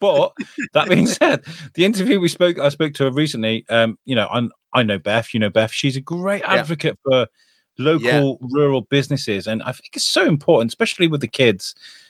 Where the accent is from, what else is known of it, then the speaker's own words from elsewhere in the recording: Wrexham, Wales, United Kingdom; also born or lived in Telford / Shrewsbury; I'm originally from Telford, born in Shrewsbury Hospital, but I'm originally from Telford, grew up in Wrexham.